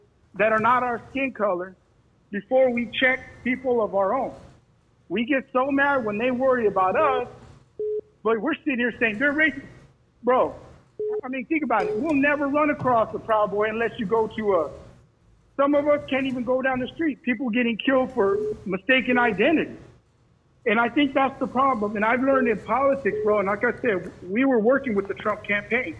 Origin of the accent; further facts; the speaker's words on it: Bakersfield, California, United States; I'm from Bakersfield, California